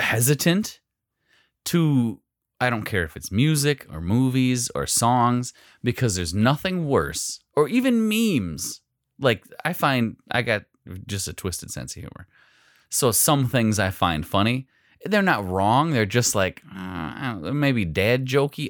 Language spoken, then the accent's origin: English; Phillips, United States; growing up in Phillips